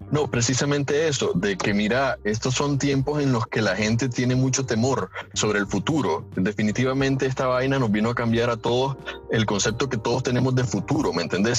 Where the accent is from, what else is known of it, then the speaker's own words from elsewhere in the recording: Nicaragua; nosotros como, como nicaragüenses